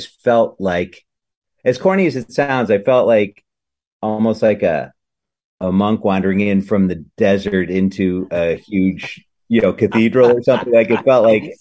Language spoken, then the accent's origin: English; Madison, Wisconsin, United States; moved away as an adult; also born or lived in Chicago; a couple of years in Madison, which is my hometown